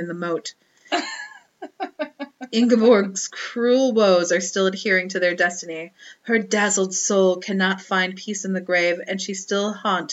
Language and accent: English; Wisconsin, United States; moved away; I'm from Wisconsin, so yeah, I say vase